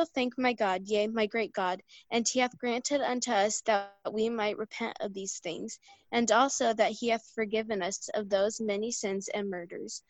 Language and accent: English; Illinois, United States; I'm from Illinois.